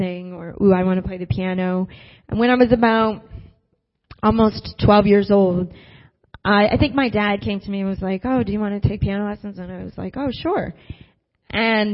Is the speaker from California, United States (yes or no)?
no; Syracuse, New York, United States; moved away; I was born and raised in Syracuse, New York.